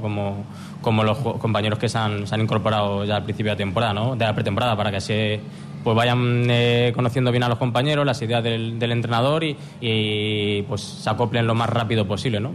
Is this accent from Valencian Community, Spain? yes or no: no; Móstoles, Community of Madrid, Spain; moved away as an adult; also born or lived in Gijón, Asturias; now in Asturias, Spain; mostoleño de nacimiento, pero pero no es que quiera ya eh, sentirme poco mostoleño, pero sí es verdad que, me siento ya un gijonés y un asturiano más